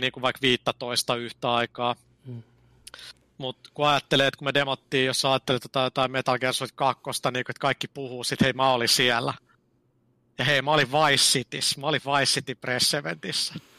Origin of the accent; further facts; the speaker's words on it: Finland; mä oon Suomesta